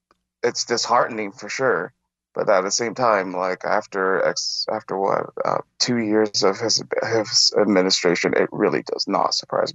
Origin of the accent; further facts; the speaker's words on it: Taiwan; English is a second language; Well, to be honest, I'm from Taiwan, Taiwanese Chinese.